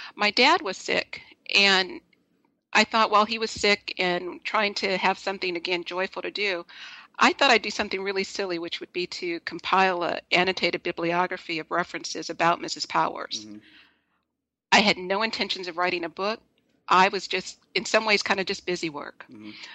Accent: Los Angeles, California, United States; I'm originally from Los Angeles.

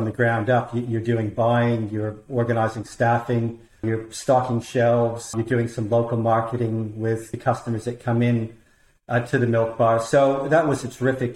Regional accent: Toronto, Ontario, Canada; moved away as an adult; now in Australia; I was born in Toronto, Canada. I moved to Australia in the early 1990s

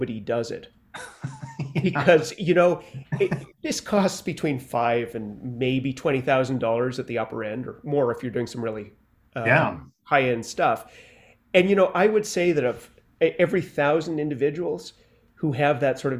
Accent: Canada; moved away as an adult; now in New York, United States; I was born and raised in Canada, and I came to New York about 30 years ago

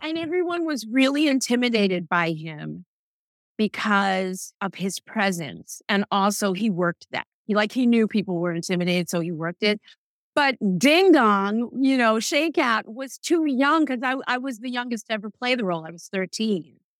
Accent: New York City, New York, United States; I am born and raised in New York City

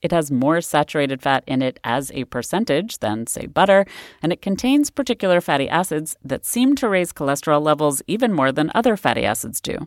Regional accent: Massachusetts, United States; my home state of Massachusetts

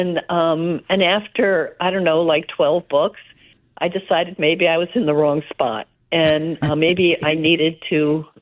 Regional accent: South River, New Jersey, United States; Grew up in South River, New Jersey

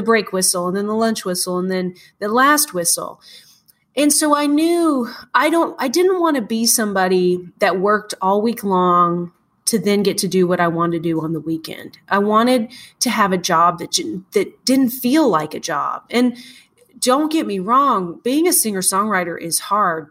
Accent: Morton, Washington, United States; also born or lived in Ellensburg, Washington; I grew up in Morton which is the west side of the state which is very green very lush

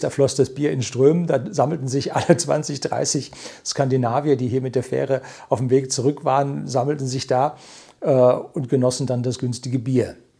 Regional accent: Germany; also born or lived in Weilheim, Upper Bavaria; bei uns in Deutschland

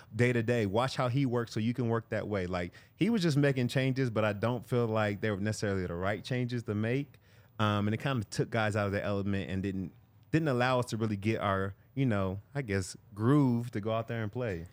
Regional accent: California, United States; I'm from California

